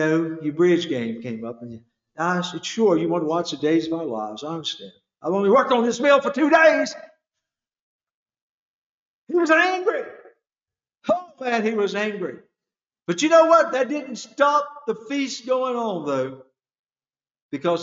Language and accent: English; North Carolina, United States; I come from North Carolina, the country.